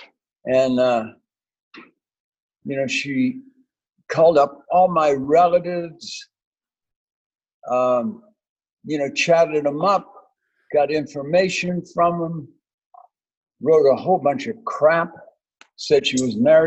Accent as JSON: {"language": "English", "town": "Crossroads Country Harbour", "region": "Nova Scotia", "country": "Canada", "tie": "born or raised there", "moved": "yes", "said": "I grew up in Nova Scotia."}